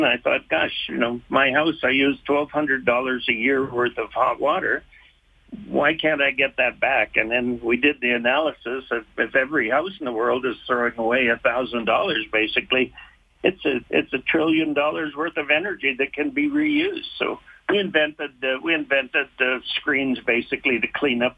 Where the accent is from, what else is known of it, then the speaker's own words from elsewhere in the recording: Rimbey, Alberta, Canada; I grew up in Rimby